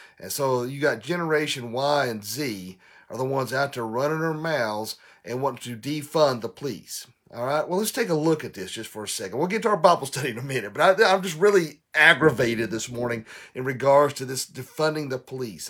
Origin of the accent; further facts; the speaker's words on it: Tennessee, United States; in Tennessee, my home, here in my home state